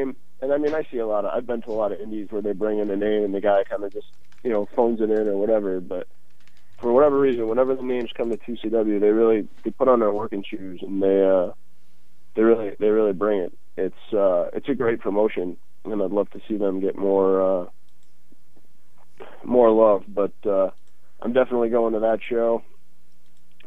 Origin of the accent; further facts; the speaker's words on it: Syracuse, New York, United States; I was born in Syracuse, New York